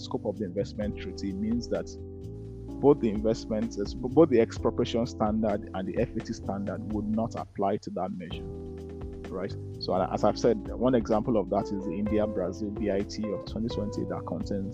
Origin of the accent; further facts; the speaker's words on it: Nigeria; now in Edinburgh, United Kingdom; when I was growing up in Nigeria